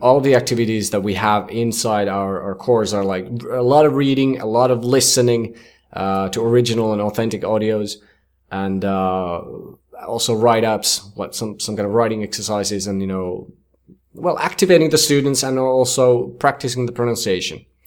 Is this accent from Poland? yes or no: no; Finland; first language Finnish; English is a second language; in Finnish, which is my native language